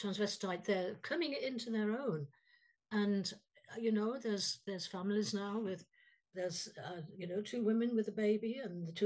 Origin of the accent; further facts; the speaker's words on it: England, United Kingdom; I was born in England